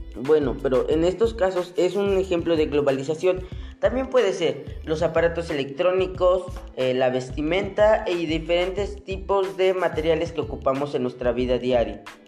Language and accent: Spanish; Mexico; nosotros como mexicanos